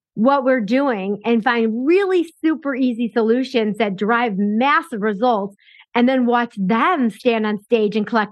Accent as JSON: {"language": "English", "town": "Chicago", "region": "Illinois", "country": "United States", "tie": "born or raised there", "said": "I grew up and lived in Chicago my whole life."}